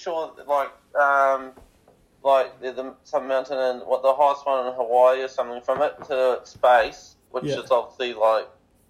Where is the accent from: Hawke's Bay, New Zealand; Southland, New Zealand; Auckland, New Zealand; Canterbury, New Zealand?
Southland, New Zealand; Invercargill; moved away; I'm from Invercargill.